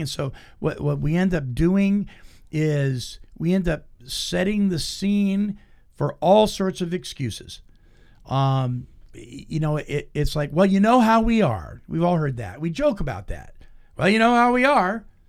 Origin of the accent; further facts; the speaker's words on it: Petaluma, California, United States; my hometown, Petaluma, California